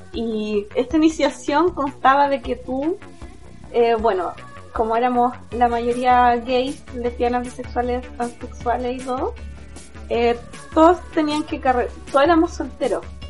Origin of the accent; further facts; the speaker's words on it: Temuco, Araucanía, Chile; yo soy de Temuco